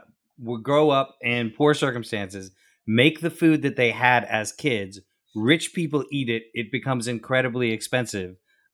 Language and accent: English; South Carolina, United States; moved away; I grew up in South Carolina.